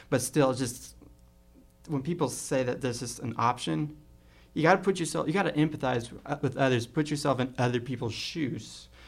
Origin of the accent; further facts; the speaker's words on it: Compton, California, United States; I grew up in Compton, California.